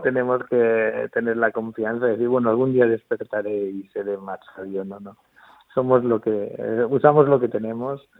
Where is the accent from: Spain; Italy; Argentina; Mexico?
Spain; Albacete, Castilla-La Mancha; moved away as an adult; now in Murcia, Spain; soy de Albacete, pero vamos, como si fuera murciano, porque llevo, viviendo en Murcia desde, que me vine a hacer la carrera prácticamente